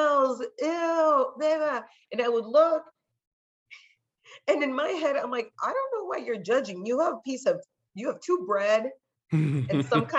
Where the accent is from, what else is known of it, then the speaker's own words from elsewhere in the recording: California, United States; first language Spanish; English is a second language; I'm born in the United States, I'm born in California. My first language is Spanish